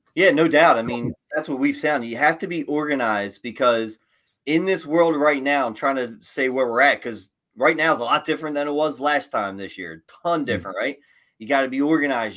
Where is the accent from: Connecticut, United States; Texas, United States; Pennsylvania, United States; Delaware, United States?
Pennsylvania, United States; Philadelphia; you're from Philly